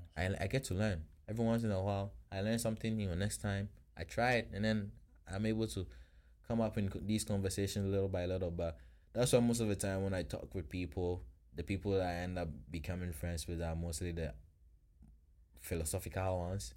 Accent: Ghana; now in Florida, United States

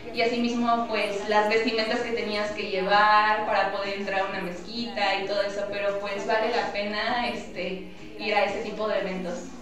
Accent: Fortín, Veracruz, Mexico; representar a nuestro país y pues en mi caso a Fortín

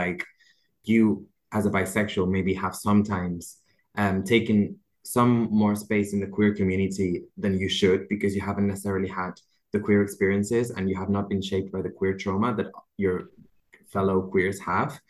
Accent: Barcelona, Catalonia, Spain; moved away; We're originally from Barcelona

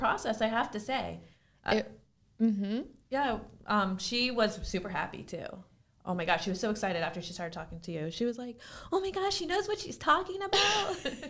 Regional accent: West Palm Beach, Florida, United States; born or raised there

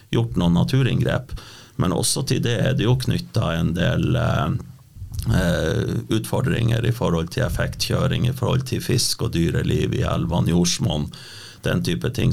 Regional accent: Sør-Varanger, Finnmark, Norway; now in Vestre Jakobselv, Norway; Født og oppvokst i Sør-Varanger, bor nå i Vestre Jakobselv, ei en fin lita bygd i Vadsø kommune.

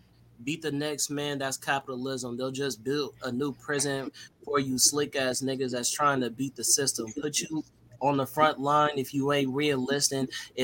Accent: California, United States; and you know I'm from Cali.

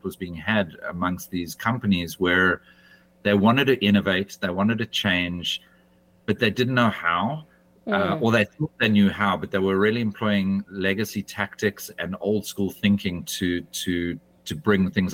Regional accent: South Africa; moved away as an adult; also born or lived in United Kingdom; I left my home country of South Africa and I moved to the United Kingdom.

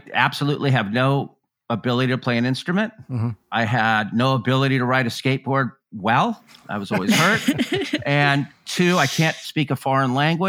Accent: Claremont, California, United States; I grew up in Claremont, California, which is east of Los Angeles, about an hour. There wasn't really a scene out there.

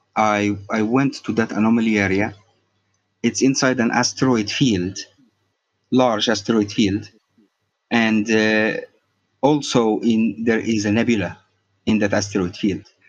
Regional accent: Egypt; also born or lived in Cairo; I'm from Egypt

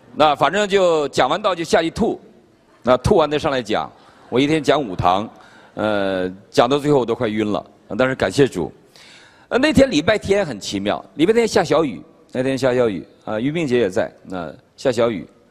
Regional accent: China; now in Virginia, United States; 我们中国人

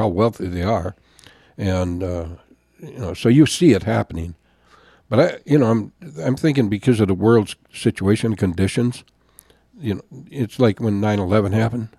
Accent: Jim Falls, Wisconsin, United States; moved away as an adult; also born or lived in Augsburg, Germany; I'm from Jim Falls, Wisconsin

